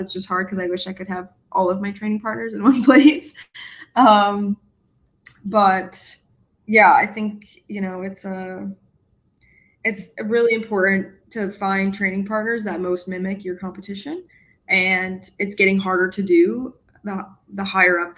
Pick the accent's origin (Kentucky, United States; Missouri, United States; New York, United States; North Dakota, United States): New York, United States; Rochester; moved away as an adult; now in Syracuse, United States; I grew up in Rochester, and I still, you know, that's my home family